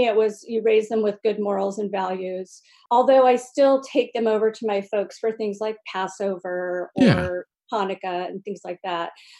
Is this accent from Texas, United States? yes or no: no; Sacramento, California, United States; also born or lived in San Bernardino, California; my dad moved us up to Northern California. So that's primarily where I grew up